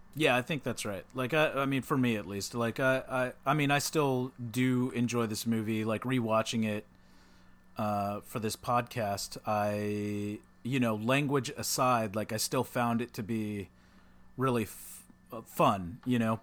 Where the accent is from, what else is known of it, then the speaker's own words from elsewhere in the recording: Texas, United States; back when I was, like, a little kid growing up in Texas